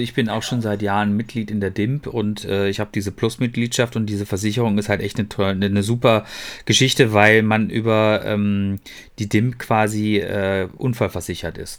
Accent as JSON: {"language": "German", "area": "Ruhr area", "region": "North Rhine-Westphalia", "country": "Germany", "said": "bei uns im Ruhrgebiet"}